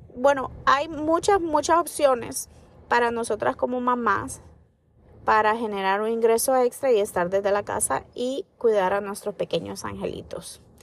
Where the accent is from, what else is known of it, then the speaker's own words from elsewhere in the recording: United States; los que somos de aquí de Estados Unidos